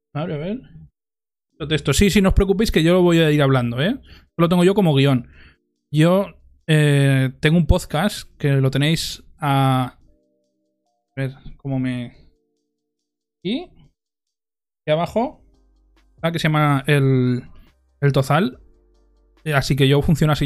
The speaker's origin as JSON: {"language": "Spanish", "town": "Monzón", "region": "Aragon", "country": "Spain", "tie": "born or raised there", "said": "en Monzón, en mi pueblo"}